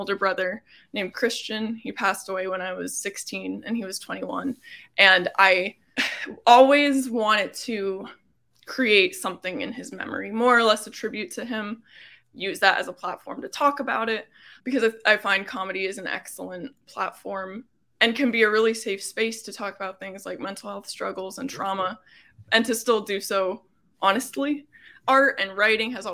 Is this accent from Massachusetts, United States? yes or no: no; Coplay, Pennsylvania, United States; moved away as an adult; also born or lived in Boston; now in Los Angeles, United States; I grew up in Coplay, was a 2017 graduate of Whitehall High School.